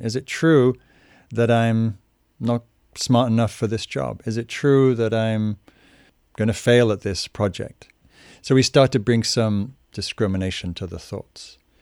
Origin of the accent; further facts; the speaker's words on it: Newcastle upon Tyne, North East England, United Kingdom; moved away; also born or lived in London; I grew up in Northern England, in a place called Newcastle.